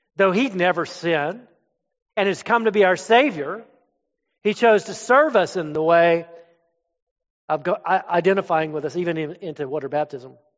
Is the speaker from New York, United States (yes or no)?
no; Florida, United States; moved away as an adult; also born or lived in up north; I'm from Florida.